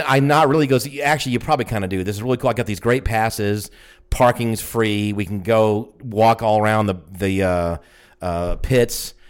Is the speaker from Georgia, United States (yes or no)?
yes; Georgia, United States; we're from Georgia, too